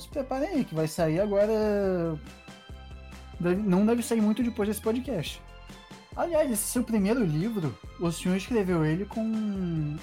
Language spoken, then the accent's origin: Portuguese; Rio de Janeiro, Brazil; moved away; quando eu saí do Rio de Janeiro para vir morar num lugar frio onde eu preciso de touca